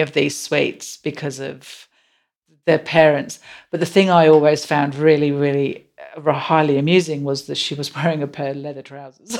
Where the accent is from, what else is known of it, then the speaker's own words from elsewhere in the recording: England, United Kingdom; moved away; I'm so English